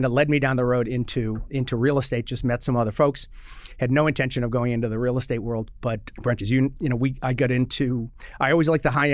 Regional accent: Boston, Massachusetts, United States; now in Washington, D.C., United States; I am originally from the Boston, Mass area

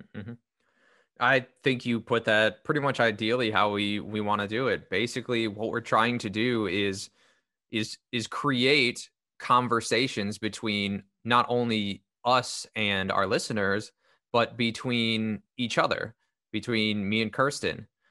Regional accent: Northern Illinois, United States; born and raised in Northern Illinois, still stuck here

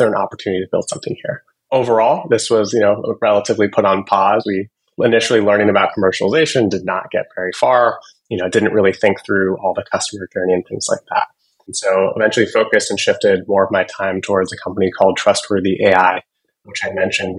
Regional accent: Seattle, Washington, United States; I grew up in Seattle, from a family of physicians

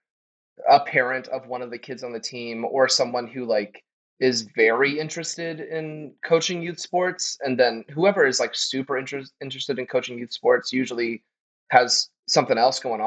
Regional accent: the South, United States; And I'm from the South too. So like growing up in the South is like a whole other situation with sports

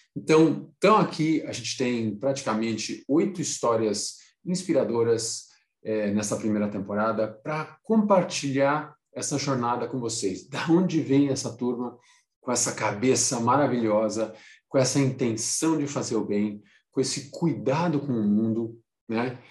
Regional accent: Brazil; saí do Brasil para trabalhar em consultoria, fiquei 10 anos, viajei em muitos países, três continentes, 10 anos de consultoria. Aí, quando eu voltei para o Brasil

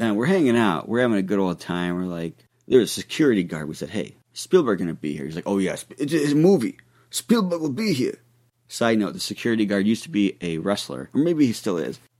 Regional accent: Ohio, United States; I'm from Ohio

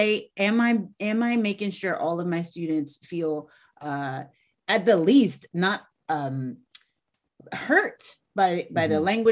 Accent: Louisiana, United States; I'm from Louisiana

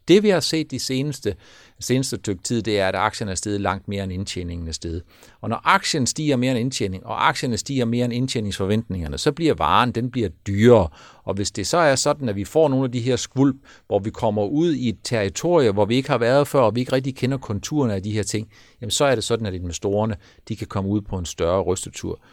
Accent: Denmark

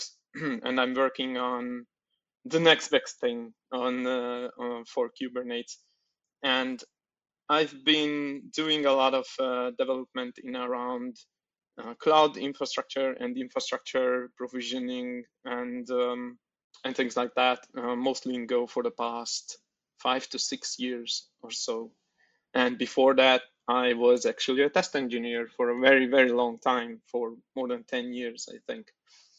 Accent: Oroszlány, Komárom-Esztergom, Hungary; now in Budapest, Hungary; I'm coming from Hungary and from Budapest. I was originally born in Oroszlány, which is 100 kilometers from Budapest, but moved into Budapest

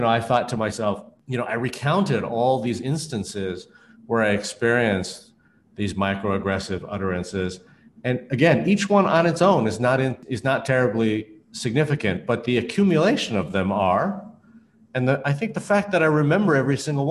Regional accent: Canada; a Chinese Canadian such as myself

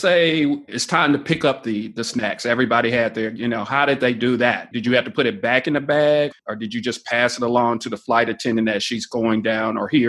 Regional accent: Dayton, Ohio, United States; Well, I'm from Dayton, Ohio, so I say pop.

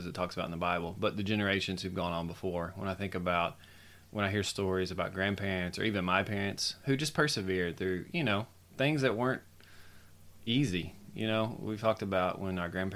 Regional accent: United States; as an American citizen

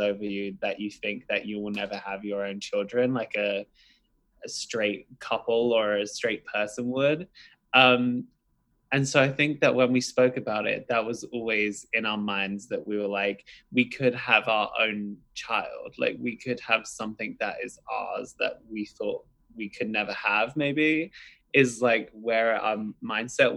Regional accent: London, United Kingdom; moved away; I am originally from London, and my family, we've just always had children around

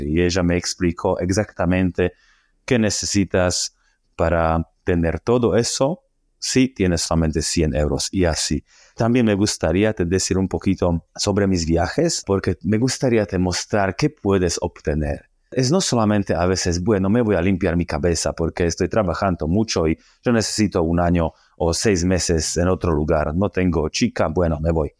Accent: Slovakia; Spanish is a second language; moved away as an adult; also born or lived in Australia / Argentina / Colombia; un loco eslovaco, que significa que yo soy de Eslovaquia

